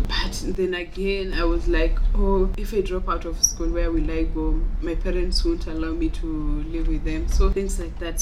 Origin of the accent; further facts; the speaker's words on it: Homa Bay County, Kenya; I'm 21 years old and I'm from Homa Bay County.